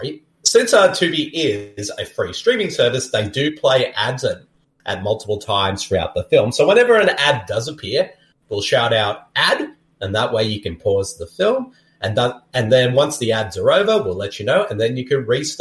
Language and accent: English; Texas, United States; accent: Boston; I'm from Texas and I got a Boston accent.